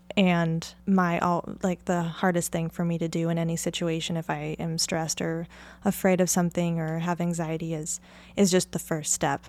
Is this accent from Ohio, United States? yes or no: no; near the Columbia River Gorge, Oregon, United States; I grew up in Oregon in, uh, near the Columbia River Gorge